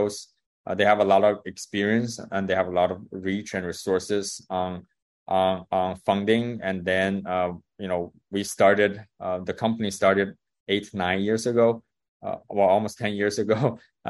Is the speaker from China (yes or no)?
yes; China; moved away as an adult; I grew up in China